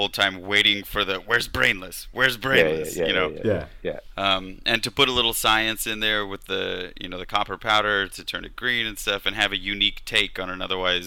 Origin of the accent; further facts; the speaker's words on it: Kansas, United States; I grew up in Kansas in the Midwest in a tiny town